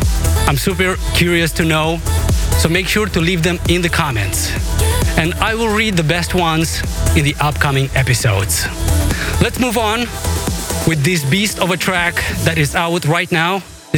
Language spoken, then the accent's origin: English; Moldova; my home country of Moldova